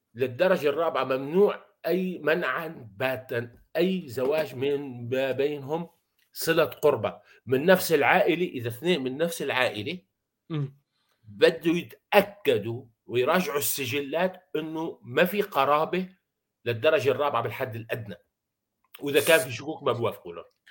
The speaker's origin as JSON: {"language": "Arabic", "country": "Syria", "said": "عندنا بسوريا"}